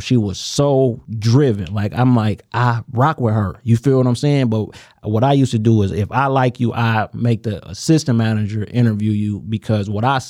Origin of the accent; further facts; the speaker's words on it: United States; I'm an American nigga.